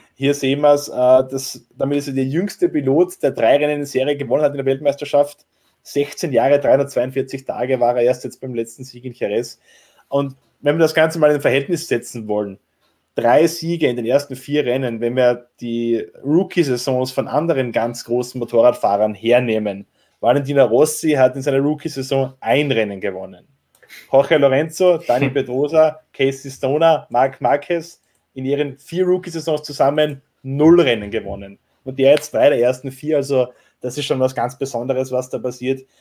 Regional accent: Austria; als Österreicher

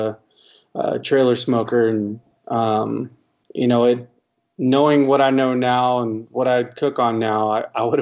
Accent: Irving, Texas, United States; also born or lived in Arlington, Texas; I grew up in Irving, Texas. It's a little suburb of Dallas.

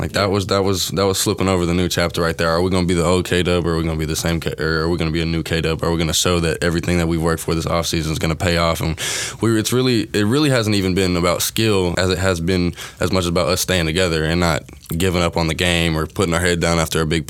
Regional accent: Franklin, Tennessee, United States; moved away as an adult; also born or lived in Nashville, Tennessee / California / Murfreesboro, Tennessee; now in Kentucky, United States; I was born in Nashville, Tennessee, and I moved to Franklin, Tennessee, and then I moved to California and then back to Franklin, Tennessee. But around the Nashville area, Middle Tennessee area, I went to high school in Murfreesboro.

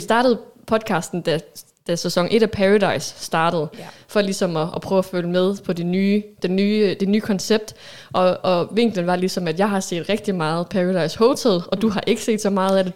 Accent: Aalborg, North Denmark Region, Denmark; Jeg er 30 år, født og opvokset her i Aalborg

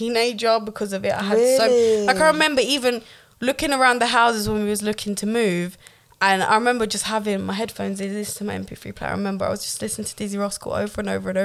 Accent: London, United Kingdom; also born or lived in Cambridge; I grew up originally in Northwest London, okay. And then my parents moved out to near Cambridge

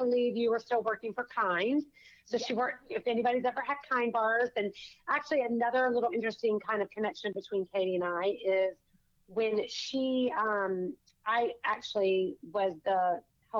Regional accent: Savannah, Georgia, United States; I'm from Savannah

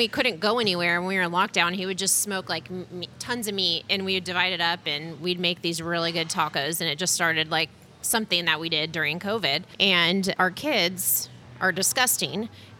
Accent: Southern California, United States; also born or lived in Colorado; now in Missouri, United States; I grew up in Southern California

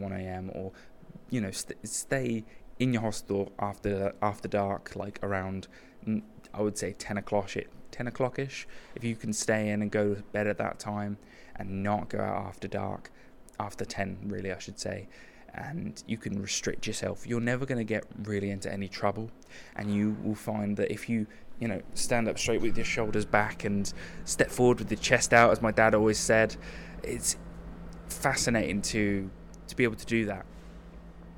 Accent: United Kingdom; I'm British

